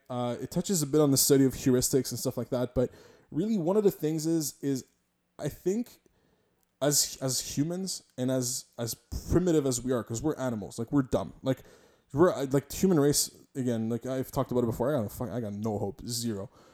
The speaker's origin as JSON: {"language": "English", "town": "Montreal", "region": "Quebec", "country": "Canada", "said": "I'm a Quebecer, I'm a Montrealer, I'm, I'm also from Polish descent"}